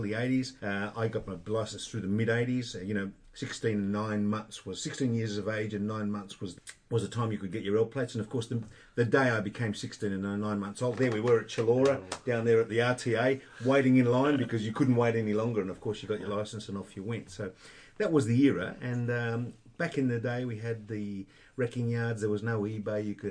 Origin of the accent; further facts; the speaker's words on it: Sydney, New South Wales, Australia; I was born a Westie, right? Western suburbs of Sydney. When I say Westie, I was born in and around the Canary Banks area in a place called Belfield